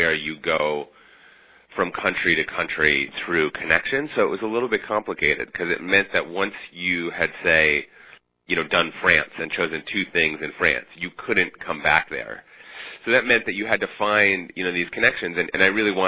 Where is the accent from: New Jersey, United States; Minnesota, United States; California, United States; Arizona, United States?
Minnesota, United States; Minneapolis; moved away as an adult; also born or lived in Midwest; now in New York, United States; I grew up in the Midwest going on crazy road trips with my parents and visiting some kind of unusual sites, and spent my teenage years in Minneapolis